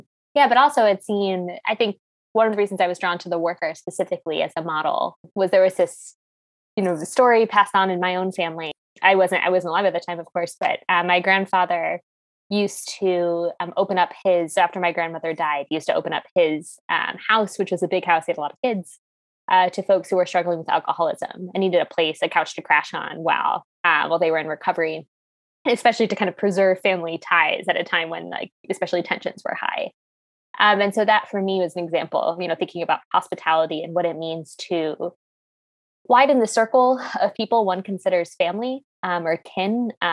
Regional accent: Akron, Ohio, United States; moved away as an adult; also born or lived in East Coast; now in Portland, United States; Second Chance Village in Akron, Ohio, where I'm from

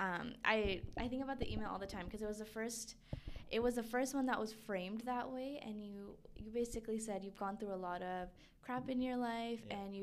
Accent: Fiji; I'm from Fiji

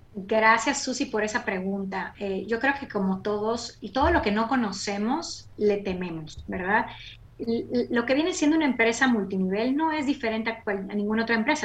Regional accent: Mérida, Yucatán, Mexico; moved away as an adult; now in United States; yo soy de Mérida, Yucatán, México. Nací y crecí en la Blanca Mérida.

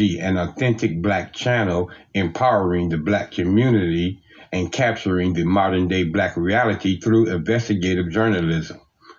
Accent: Cleveland, Ohio, United States; this is in my hometown of Cleveland, Ohio.

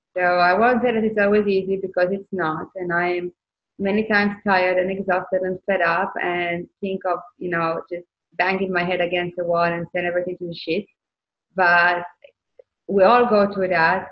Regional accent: Israel; moved away; I came from Israel and I served in the military

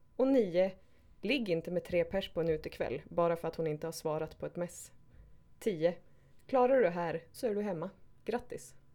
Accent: Skellefteå, Västerbotten County, Sweden; now in Stockholm, Sweden; Jag är 36, kommer från Skellefteå Bor i Stockholm idag.

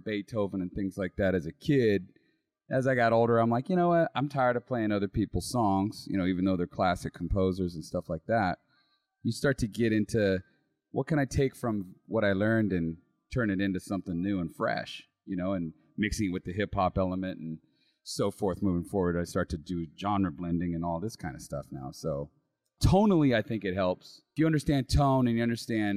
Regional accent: Sacramento, California, United States; I was born in Sac. I've been pretty much in Sac most of my life.

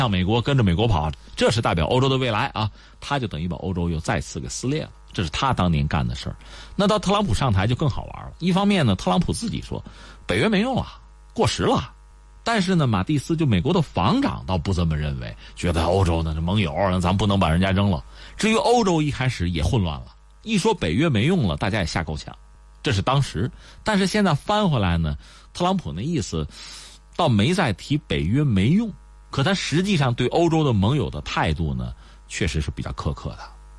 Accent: China; 我们中国人也吃过他亏吗？

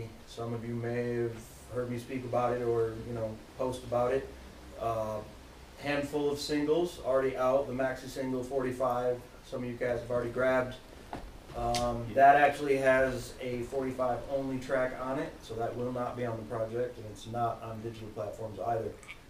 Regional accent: Michigan, United States; moved away; I'm from Michigan originally, various parts.

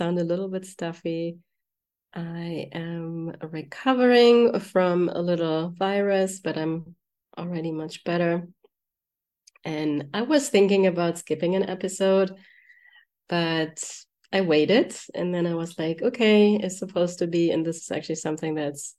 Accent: Germany; moved away; I'm from Germany

